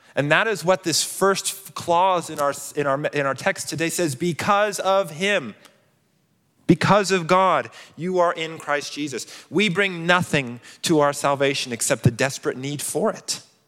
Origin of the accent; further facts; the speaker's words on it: Colorado Springs, Colorado, United States; I grew up in Colorado Springs